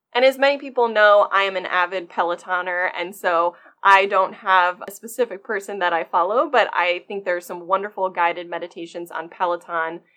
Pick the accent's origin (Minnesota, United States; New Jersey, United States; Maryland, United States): Maryland, United States; also born or lived in Michigan; I was actually born and raised in Maryland